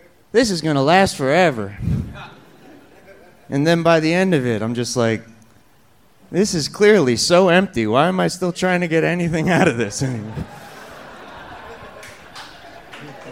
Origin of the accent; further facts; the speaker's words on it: New Jersey, United States; moved away as an adult; now in Florida, United States; I'm from New Jersey. I came down 7 years ago